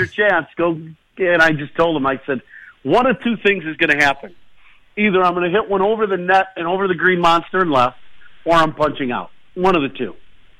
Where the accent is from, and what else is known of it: Chicago, Illinois, United States; born or raised there; also born or lived in Minnesota